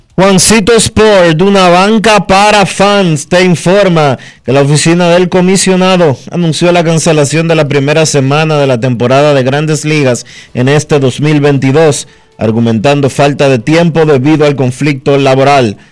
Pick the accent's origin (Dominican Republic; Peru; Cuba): Dominican Republic; seguimos siendo los dominicanos